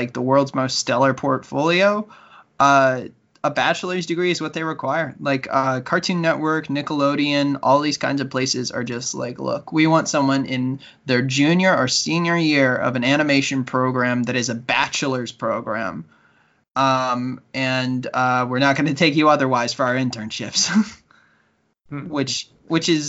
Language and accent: English; United States; moved away as an adult; now in Canada; being American